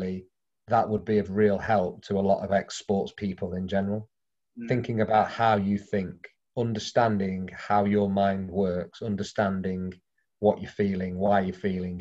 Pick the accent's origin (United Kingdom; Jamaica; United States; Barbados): United Kingdom; Derby, East Midlands; moved away; We're both from the same village in Derby